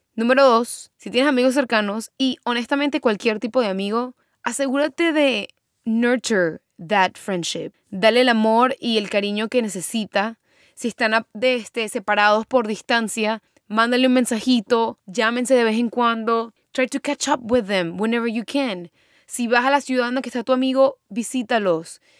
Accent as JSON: {"language": "Spanish", "country": "Venezuela", "tie": "born or raised there", "moved": "as an adult", "lives_now": "United States", "said": "yo me mudé de Venezuela, bueno, salí de Venezuela, me mudé para Estados Unidos"}